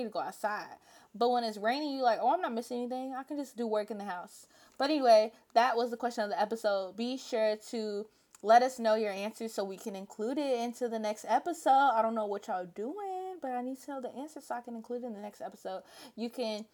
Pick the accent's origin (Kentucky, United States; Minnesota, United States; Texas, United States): Kentucky, United States; Louisville; I'm from Louisville, not from Kentucky